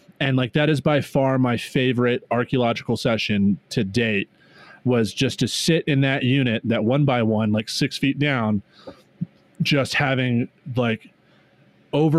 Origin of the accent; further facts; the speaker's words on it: Northern Virginia, United States; we're both from Northern Virginia